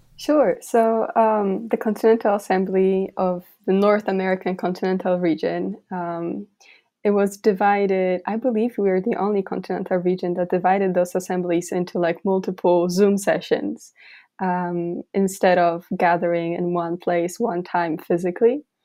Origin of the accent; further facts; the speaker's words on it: rural village in eastern Poland, Poland; moved away as an adult; now in Philadelphia, United States; I am from Poland. I grew up in this very, very rural village